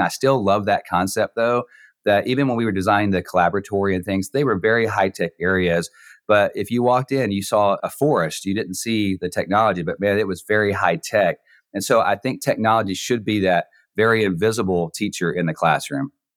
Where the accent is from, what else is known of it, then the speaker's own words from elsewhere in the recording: Texas, United States; moved away as an adult; now in Neom, Saudi Arabia; I'm from Texas